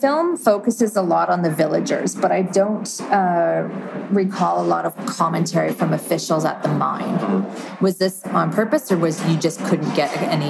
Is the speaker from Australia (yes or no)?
no; rural Ontario, Canada; So I'm not from Toronto. I'm from a rural agricultural area of Ontario